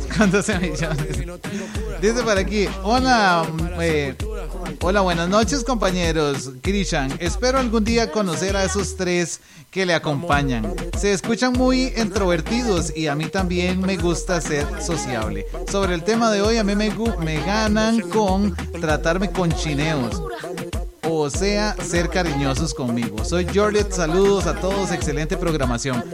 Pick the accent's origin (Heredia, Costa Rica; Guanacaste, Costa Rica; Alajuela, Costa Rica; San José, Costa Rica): Alajuela, Costa Rica; Cinchona; moved away; yo soy de Cinchona. Vieras qué lindo que está el pueblo por allá.